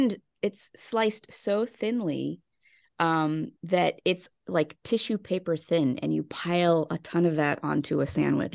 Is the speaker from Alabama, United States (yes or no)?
no; Pittsburgh, Pennsylvania, United States; moved away; Well, I'm originally from Pittsburgh, Pennsylvania.